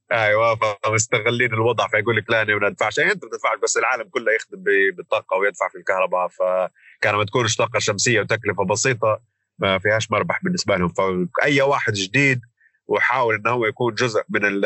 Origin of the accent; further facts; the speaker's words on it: Libya; moved away as an adult; now in London, United Kingdom; احنا كليبيين